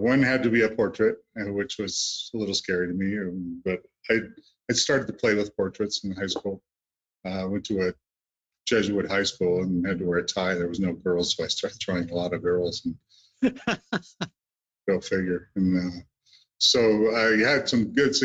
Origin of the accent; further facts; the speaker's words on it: Great Lakes, United States; I grew up on the Great Lakes